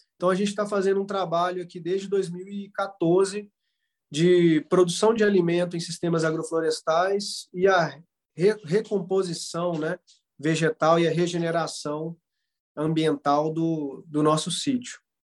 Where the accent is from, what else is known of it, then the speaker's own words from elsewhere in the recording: Florestal, Minas Gerais, Brazil; also born or lived in Viçosa; sou natural aqui do município de Florestal, Minas Gerais